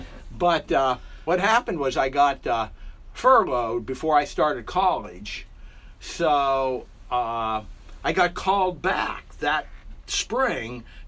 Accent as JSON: {"language": "English", "town": "Meadville", "region": "Pennsylvania", "country": "United States", "tie": "born or raised there", "said": "I was born and raised in Meadville, Pennsylvania."}